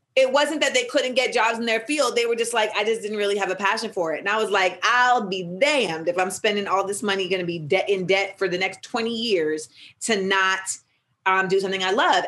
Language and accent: English; Orlando, Florida, United States; also born or lived in Los Angeles, California; I moved to Orlando for third grade